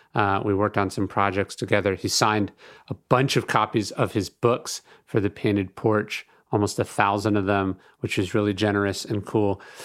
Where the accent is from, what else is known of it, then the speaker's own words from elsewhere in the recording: Sacramento, California, United States; I grew up in Sacramento